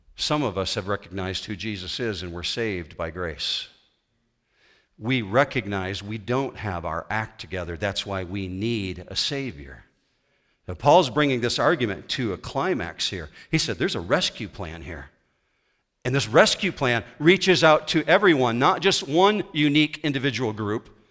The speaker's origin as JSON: {"language": "English", "region": "west coast of Michigan", "country": "United States", "tie": "born or raised there", "said": "I grew up on the west coast of Michigan. I grew up on Lake Michigan shoreline"}